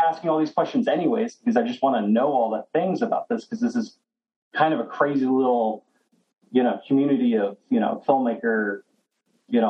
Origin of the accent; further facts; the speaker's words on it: Rochester, New York, United States; moved away as an adult; also born or lived in Denver, Colorado; I grew up in Rochester